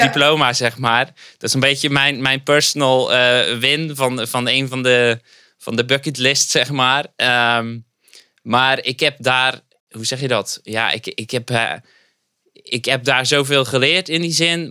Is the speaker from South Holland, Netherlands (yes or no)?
no; Zeelandic Flanders, Netherlands; moved away as an adult; now in Dordrecht, Netherlands; een ras-echte Zeeuw, om maar even te zeggen. Ik kom oorspronkelijk uit Zeeuws-Vlaanderen. heb ik zo'n 25 jaar gewoond